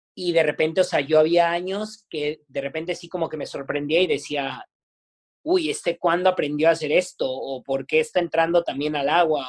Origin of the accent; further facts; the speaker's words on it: Naucalpan, State of Mexico, Mexico; la zona donde yo, donde yo crecí, de donde yo vengo, eh, no es de las mejores de Naucalpan